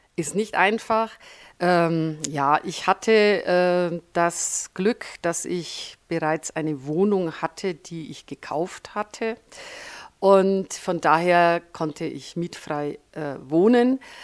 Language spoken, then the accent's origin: German; Franconia, Bavaria, Germany; accent: Franconian; moved away as an adult; also born or lived in Upper Palatinate / Nuremberg; now in Füssen, Germany; ich bin in der Oberpfalz geboren, habe aber meine Schulzeit, meine Studienzeit und auch einen Großteil meiner beruflichen Zeit im Frankenland verbracht. Speziell in Oberfranken und Mittelfranken